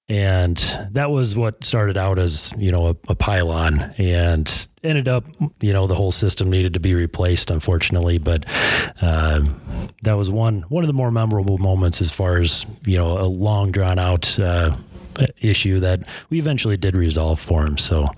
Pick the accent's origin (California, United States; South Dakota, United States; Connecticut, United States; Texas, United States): South Dakota, United States; I grew up in Central South Dakota, so it was a small town atmosphere, very small town, actually. Grew up on a farm, like I said.